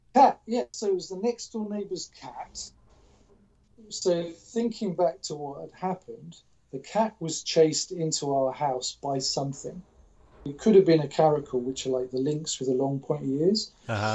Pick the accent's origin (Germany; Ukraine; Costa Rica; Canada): Germany; Because I grew up in Germany.